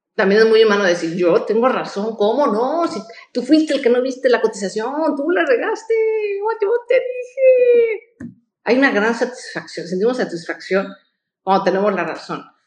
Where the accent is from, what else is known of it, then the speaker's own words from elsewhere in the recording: Mexico; como mexicanos